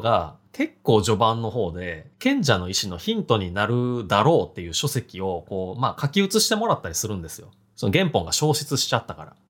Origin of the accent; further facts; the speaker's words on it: Hirakata, Osaka, Japan; 僕の地元、平パー